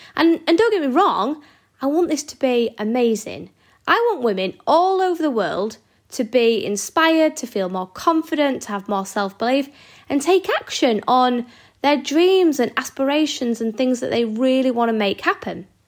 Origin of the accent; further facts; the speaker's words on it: Yorkshire and the Humber, United Kingdom; I'm a Yorkshire lass.